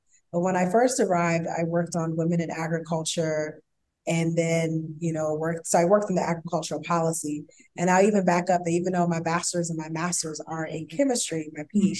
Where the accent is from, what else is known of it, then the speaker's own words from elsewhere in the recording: New Jersey, United States; moved away as an adult; also born or lived in Philadelphia, Pennsylvania / North Carolina; I'm actually south, like very south. I was born in Philly, raised in South Jersey. Camden and Glassboro